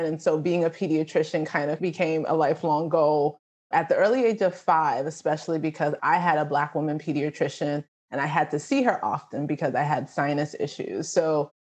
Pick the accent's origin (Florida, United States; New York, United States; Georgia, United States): New York, United States; I am a New Yorker. I'm the daughter of Nigerian immigrants